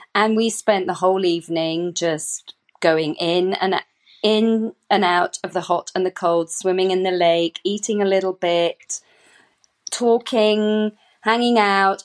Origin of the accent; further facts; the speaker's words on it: United Kingdom; I'm British. I did not grow up with the sauna